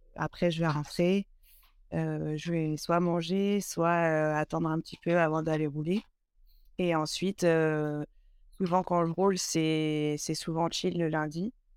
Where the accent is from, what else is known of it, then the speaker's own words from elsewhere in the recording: Burgundy, Bourgogne-Franche-Comté, France; moved away as an adult; now in Aix-les-Bains, France; je suis originaire de Bourgogne